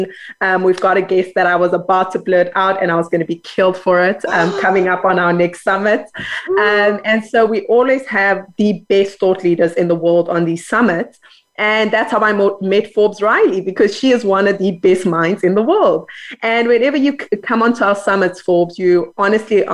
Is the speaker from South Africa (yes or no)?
yes; Johannesburg, Gauteng, South Africa; now in Cape Town, South Africa; I'm a Joburg girl